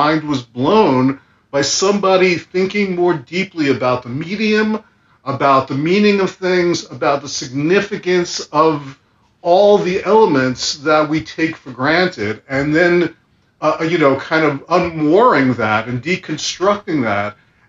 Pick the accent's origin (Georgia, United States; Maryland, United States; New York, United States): New York, United States; Brooklyn; Yes, Trump Village, yes, down by the end of Brighton Beach in Ocean Park, right near Coney Island.